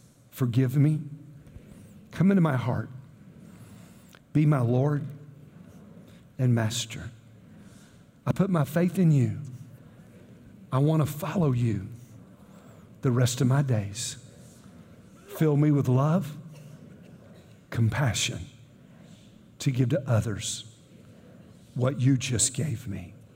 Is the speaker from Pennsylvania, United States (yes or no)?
no; Chattanooga, Tennessee, United States; I was raised through in Chattanooga, Tennessee